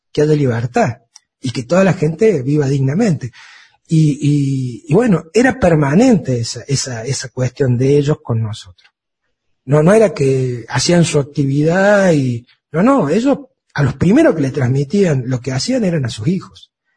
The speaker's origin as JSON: {"language": "Spanish", "country": "Argentina", "said": "como tantos argentinos"}